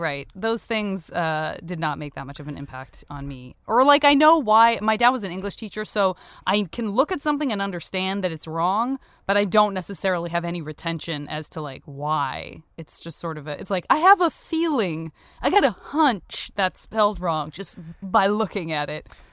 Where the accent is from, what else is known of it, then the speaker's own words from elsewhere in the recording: Tucson, Arizona, United States; moved away; also born or lived in San Francisco; I lived in San Francisco for a million years and I still have a comedy festival up there, but I am originally from Tucson